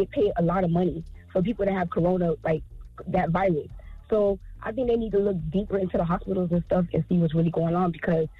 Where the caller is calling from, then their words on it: Florida, United States; Okay, so I'm originally from Florida